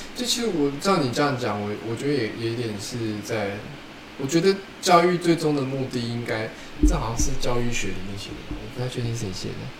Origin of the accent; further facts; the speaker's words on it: Tainan, Taiwan; 我以前念南一中的时候